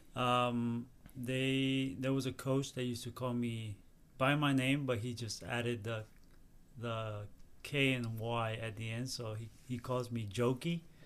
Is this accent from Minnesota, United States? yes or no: no; San Diego, California, United States; moved away; also born or lived in Tijuana, Mexico / Mexico City, Mexico; I will go back to San Diego, which is my hometown.